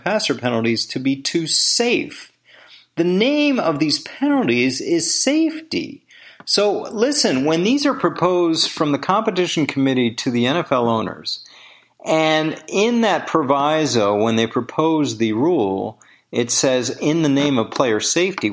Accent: Washington, District of Columbia, United States; moved away as an adult; also born or lived in Green Bay, Wisconsin; It was my hometown team. I grew up a diehard Redskin fan. Different stadium going to RFK Stadium downtown Washington with my dad.

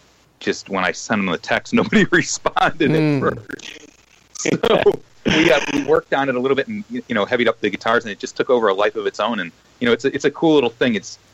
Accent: Chicago, Illinois, United States; Well, oddly enough, we're all from Chicago.

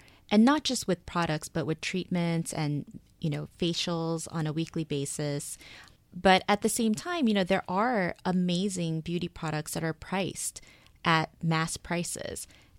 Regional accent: Seoul, South Korea; also born or lived in United States; So I was born in Seoul, moved to the States, moved back when I was in elementary school, and I was there basically until college. So I grew up in both places.

